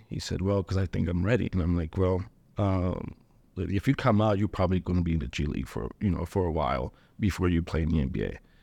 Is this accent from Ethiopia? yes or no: yes; Ethiopia; moved away; I was born in Ethiopia